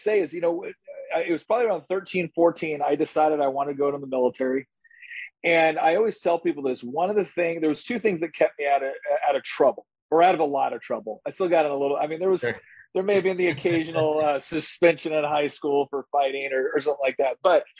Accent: Chico, California, United States; I was born and raised in Chico, California, and then Durham, you know, it's just kind of down the road.

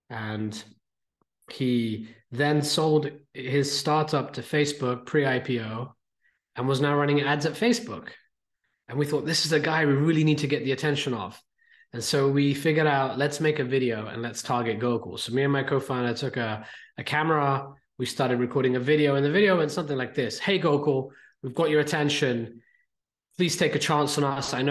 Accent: India; now in United Kingdom; me, I'm an Indian kid living in the UK.

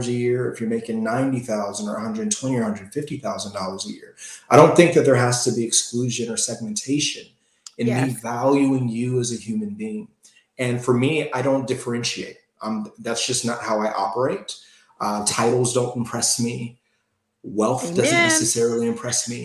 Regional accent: Gary, Indiana, United States; I grew up in Gary, Indiana

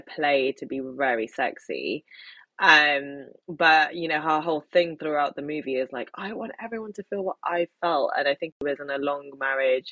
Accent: London, United Kingdom; they come to London, my hometown, the city that I love the most. And as a Londoner

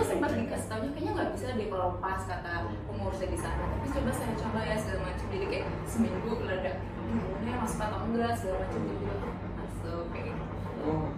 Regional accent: West Java, Indonesia; ibu aku Surabaya ya aku Sunda

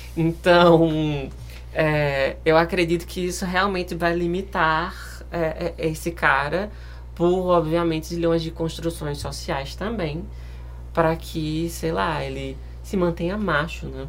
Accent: Pernambuco, Brazil; now in Rio de Janeiro, Brazil; eu sou de Pernambuco

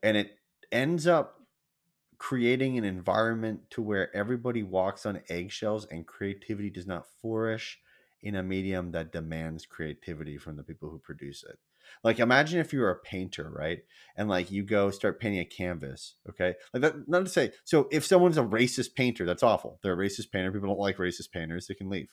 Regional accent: United States; I'm American

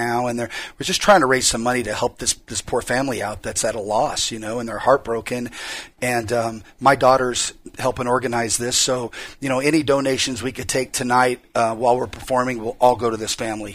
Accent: Bakersfield, California, United States; I grew up in Bakersfield

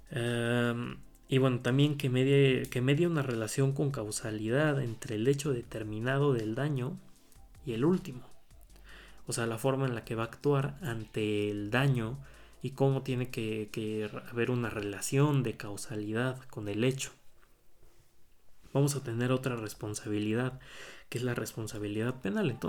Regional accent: Puebla, Mexico; Eh, en este caso eh, voy a hablar del código penal del Estado de Puebla, que bueno, yo soy del Estado de Puebla

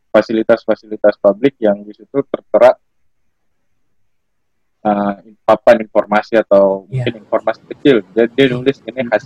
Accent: North Sumatra, Indonesia; kampung aku juga kampung aku di daerah Sumatera Utara

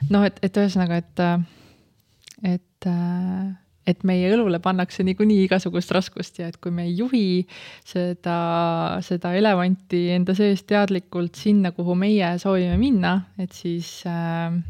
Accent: Tallinn, Harju County, Estonia; ma olen läbi ja lõhki tallinlane ah.? ma olen sündinud Tallinnas ja kasvanud oma esimese poole elust Nõmmel

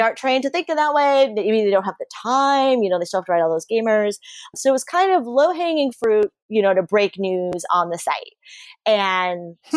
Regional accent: South Florida, United States; I grew up in South Florida.

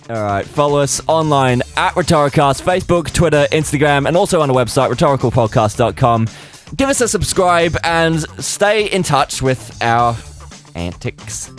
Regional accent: Australia; also born or lived in United Kingdom; I have gr-, spent my entire life, for the most part, in Australia

